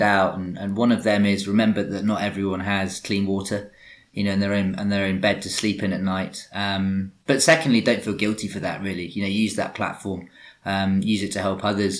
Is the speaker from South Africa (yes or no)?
no; England, United Kingdom; accent: English; my English accent